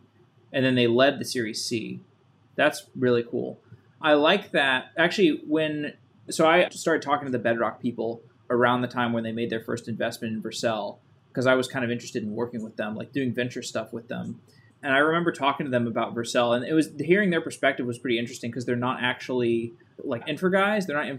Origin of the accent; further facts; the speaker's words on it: Austin, Texas, United States; I'm from Austin originally, so.